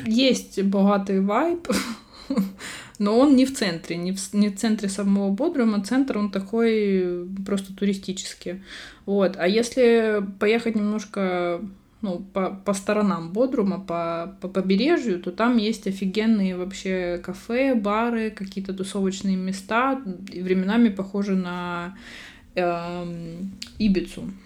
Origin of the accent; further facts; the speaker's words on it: Russia; accent: Russian (in Spanish); moved away; У меня всё ещё акцент, э, ру-, русский присутствует на испанском